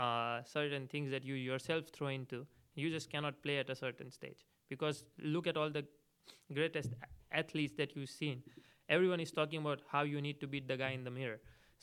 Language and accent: English; India; So for 15 years of my life, I only seen Roger Rafa or either Novak towards the later part playing in the finals.